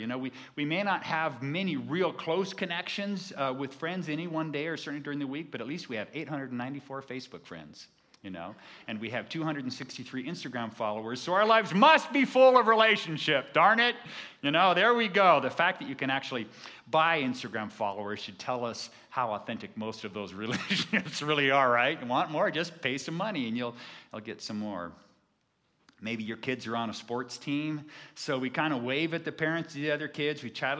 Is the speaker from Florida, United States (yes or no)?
no; California, United States; I came from Southern California, and there was a church in our area that called themselves the Friendly Church.